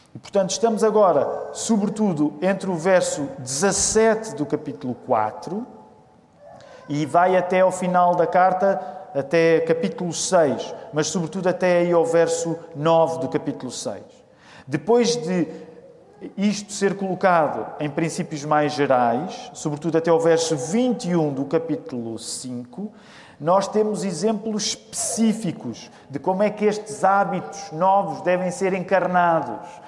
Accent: Portugal; nós que somos portugueses

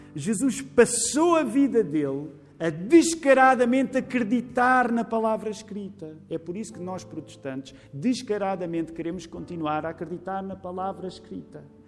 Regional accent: Portugal; somos portugueses Graças a Deus não somos só portugueses

